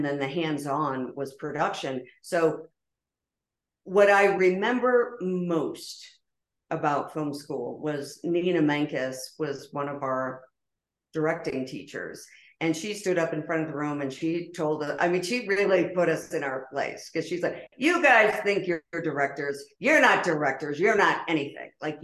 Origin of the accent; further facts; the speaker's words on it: Pennsylvania, United States; moved away as an adult; the small town, humble beginnings where I grew up in Pennsylvania